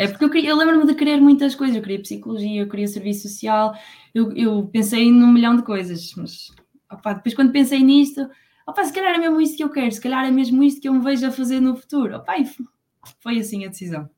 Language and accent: Portuguese; Póvoa de Varzim, Norte, Portugal; moved away as an adult; now in Coimbra, Portugal; eu sou da Póvoa de Varzim